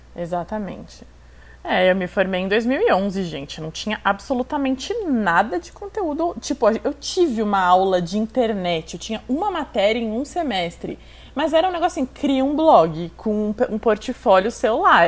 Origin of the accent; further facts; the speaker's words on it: São Paulo, Brazil; also born or lived in Itu; A gente foi para Itu, eu nasci aqui em São Paulo, quando eu tinha 12 anos, a gente foi morar em Itu